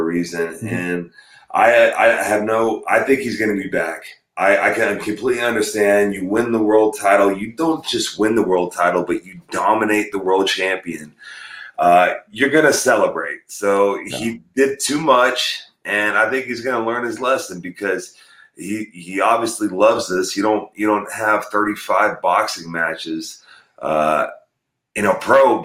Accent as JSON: {"language": "English", "town": "Perry", "region": "Oklahoma", "country": "United States", "tie": "born or raised there", "also_born_or_lived": "North Dakota", "said": "I was born in North Dakota, but when I was 4 years old, my family moved to Perry, Oklahoma"}